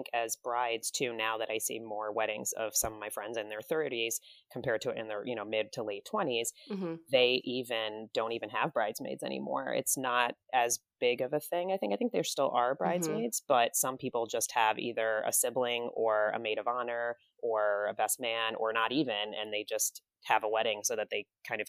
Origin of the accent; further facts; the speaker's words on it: New Jersey, United States; also born or lived in Midwest; we grew up in New Jersey